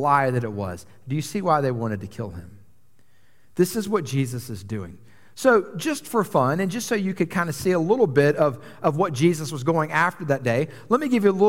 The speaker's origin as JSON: {"language": "English", "town": "Atlanta", "region": "Georgia", "country": "United States", "tie": "born or raised there", "also_born_or_lived": "New York City", "moved": "as an adult", "said": "I grew up in Atlanta, a major international city"}